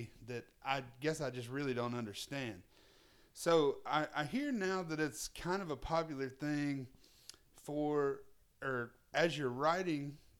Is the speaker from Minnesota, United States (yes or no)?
no; Winder, Georgia, United States; now in Chattanooga, United States; living here in Chattanooga, I tell people I'm from Winder. And I go, well, it's right next to Athens.